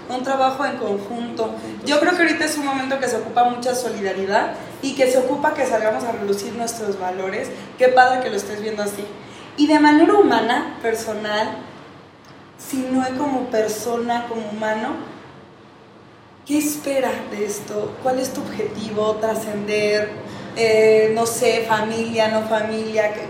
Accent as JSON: {"language": "Spanish", "country": "Mexico", "said": "eso de hecho es cultura desde el mexicano, ¿no? Desde nosotros mismos."}